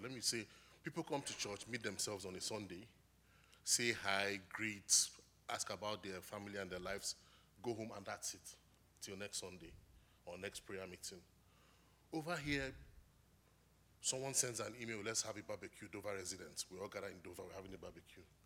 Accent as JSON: {"language": "English", "country": "Nigeria", "moved": "as an adult", "lives_now": "New Hampshire, United States", "said": "I'm from Nigeria, and I came to New Hampshire for my graduate studies"}